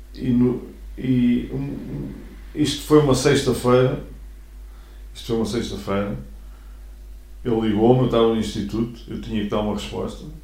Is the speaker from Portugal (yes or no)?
yes; Mafra, Lisbon, Portugal; Eu nunca saí de Mafra